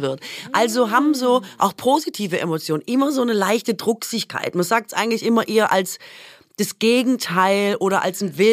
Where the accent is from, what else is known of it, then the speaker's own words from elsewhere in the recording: Swabia, Baden-Württemberg, Germany; Ich komme aus dem Schwabenland